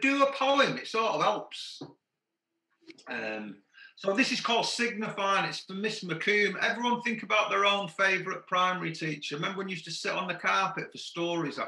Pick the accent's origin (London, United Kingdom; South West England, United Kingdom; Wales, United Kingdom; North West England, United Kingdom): North West England, United Kingdom; Manchester; I grew up in Heart of Moss Side in Manchester.